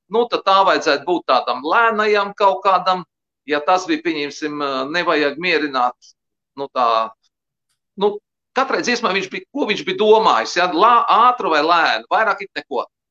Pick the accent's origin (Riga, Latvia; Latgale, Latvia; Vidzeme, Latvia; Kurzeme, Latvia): Kurzeme, Latvia; Liepāja; es mācījos Liepājas Emīļa Melngaļa muzikas skolā